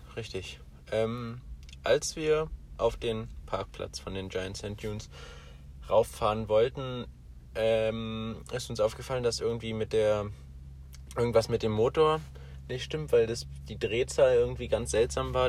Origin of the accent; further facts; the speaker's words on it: Germany; moved away; bei uns in Deutschland ist ja Weihnachten ja so mehr so ein Familienfest